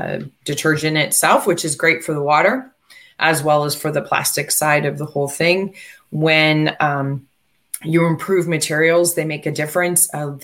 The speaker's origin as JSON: {"language": "English", "country": "United States", "said": "but then again, I'm American. And I've lived most of my life here"}